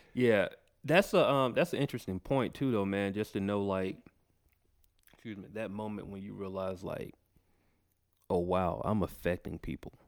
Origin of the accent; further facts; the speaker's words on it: Macon, Georgia, United States; moved away as an adult; now in Atlanta, United States; I was born in Atlanta, but I was raised in Macon, about an hour away from here.